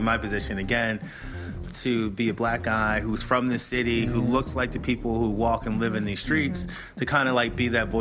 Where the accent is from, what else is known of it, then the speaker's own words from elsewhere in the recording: Philadelphia, Pennsylvania, United States; Philly is my hometown